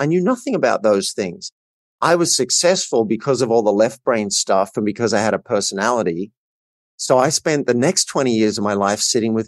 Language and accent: English; Australia; I grew up in a country town in Australia